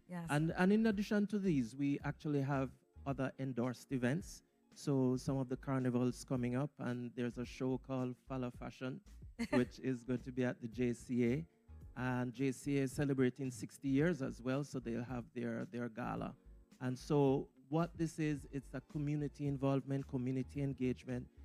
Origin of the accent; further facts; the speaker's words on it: Port Maria, Saint Mary, Jamaica; moved away; also born or lived in Highgate, Jamaica; I grew up in Port Maria and then Highgate